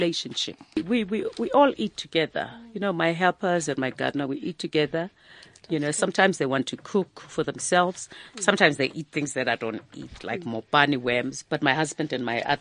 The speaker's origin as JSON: {"language": "English", "country": "South Africa", "tie": "born or raised there", "said": "I grew up in Makishi"}